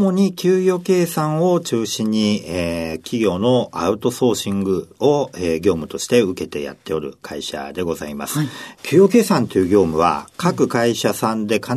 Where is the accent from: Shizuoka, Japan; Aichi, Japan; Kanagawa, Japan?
Aichi, Japan; Nagoya; now in Sapporo, Japan; 1971年4月10日です。えー、48歳ですね。はい。ご出身はどちらでしょうか出身は名古屋市